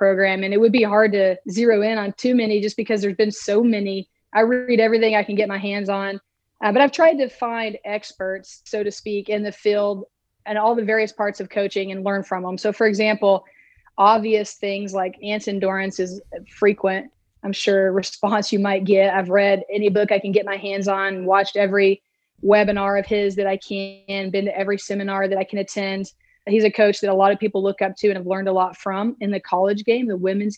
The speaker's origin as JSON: {"language": "English", "town": "Lubbock", "region": "Texas", "country": "United States", "tie": "born or raised there", "said": "I grew up in Lubbock, Texas"}